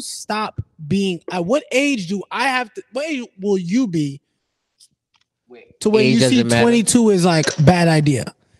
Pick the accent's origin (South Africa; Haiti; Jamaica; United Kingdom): Jamaica; As a Jamaican